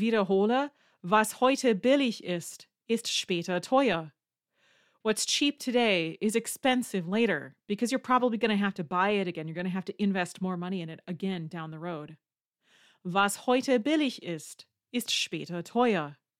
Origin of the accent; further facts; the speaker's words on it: Wisconsin, United States; I'm from Wisconsin.